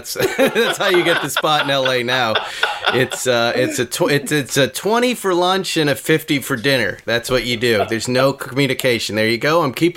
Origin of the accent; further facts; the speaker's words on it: West Bridgewater, Massachusetts, United States; moved away; my hometown of West Bridgewater, Massachusetts